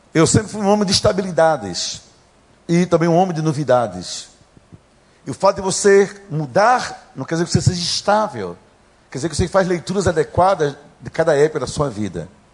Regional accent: Gaúcho, Rio Grande do Sul, Brazil; accent: gaúcho; Já perceberam pelo sotaque que eu sou gaúcho

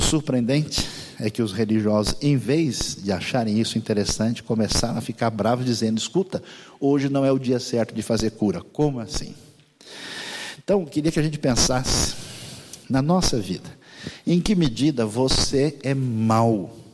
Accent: Brazil; eu sou brasileiro

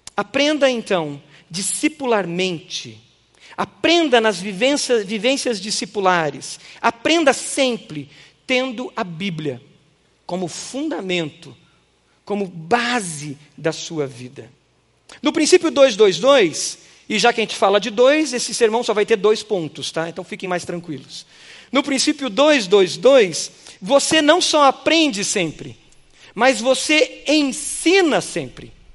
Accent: Brazil; nossa cultura brasileira

